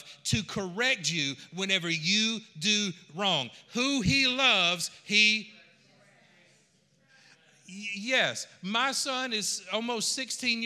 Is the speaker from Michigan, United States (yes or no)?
no; Georgia, United States; I am from Georgia